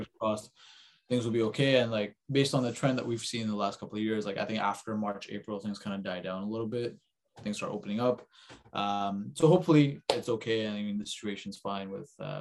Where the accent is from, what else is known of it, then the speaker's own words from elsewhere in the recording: Canada; also born or lived in Maharashtra; they brought us to Canada and we grew up in Canada